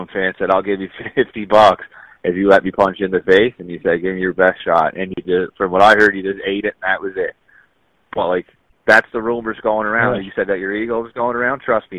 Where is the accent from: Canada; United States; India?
Canada; Cape Breton, Nova Scotia; I'm from Cape Breton